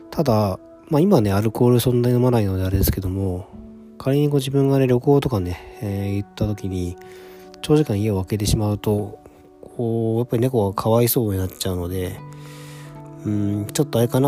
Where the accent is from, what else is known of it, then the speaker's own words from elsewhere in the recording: Hiroshima, Japan; born there; 自分は生まれは実は広島なんですけども、えー、広島に、まあ、実家的な感じのね、家もあって